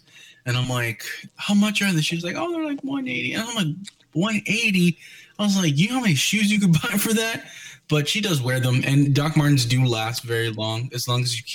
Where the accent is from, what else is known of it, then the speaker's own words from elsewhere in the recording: Texas, United States; I'm Texan